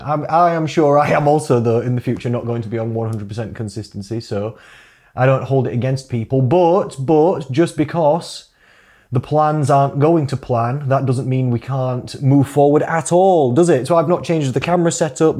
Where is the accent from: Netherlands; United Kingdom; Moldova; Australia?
United Kingdom; Rotherham, Yorkshire and the Humber; now in Sheffield, United Kingdom; I was born in Rotherham, meaning I am a Rother dog.